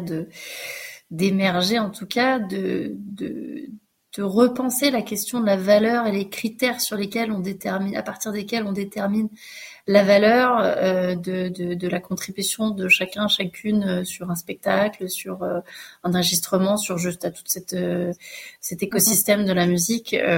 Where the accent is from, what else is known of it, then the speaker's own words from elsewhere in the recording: France; accent: French; mon accent français